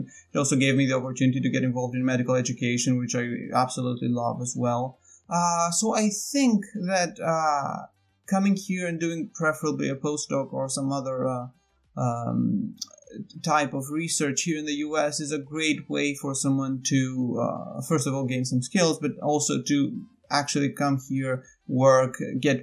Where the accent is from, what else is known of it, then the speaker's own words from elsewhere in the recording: Athens, Attica, Greece; moved away as an adult; now in United States; I am from Athens, Greece. I grew up there.